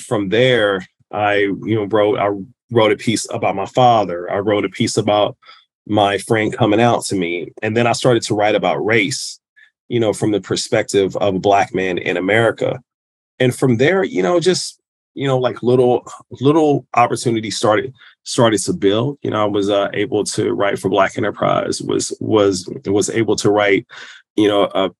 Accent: Kansas City, Missouri, United States; I'm from Kansas City, Missouri.

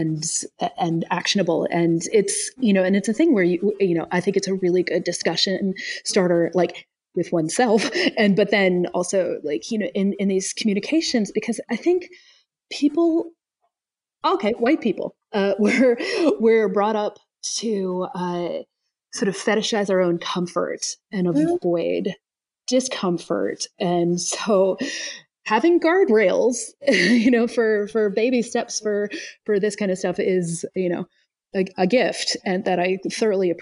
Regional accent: Kentucky, United States; I'm from Kentucky

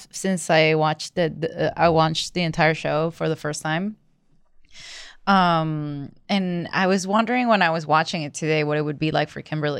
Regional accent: Venezuela; moved away; "Where are you from?" And I was like, "Venezuela."

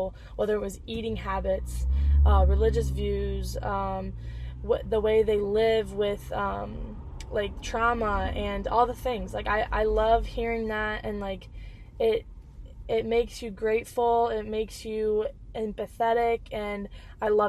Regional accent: Dixon, United States; moved away as an adult; also born or lived in Cedar Rapids, Iowa; now in Milwaukee, United States; back home in Dixon, where I live, in my hometown. And then I could also go to my ex-hometown, or my ex-home, Cedar Rapids

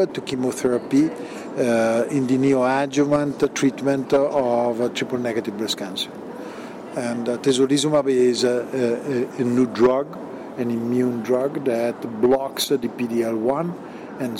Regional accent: Milan, Lombardy, Italy; I come from Milan

